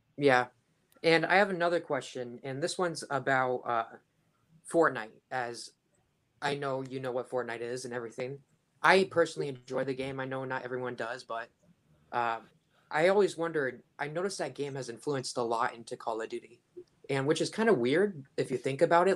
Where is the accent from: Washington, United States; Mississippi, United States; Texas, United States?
Washington, United States; I'm from Washington